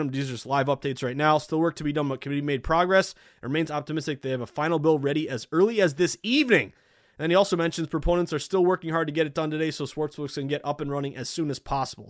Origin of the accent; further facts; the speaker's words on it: New England, United States; I'm not a Midwesterner. I'm a New Englander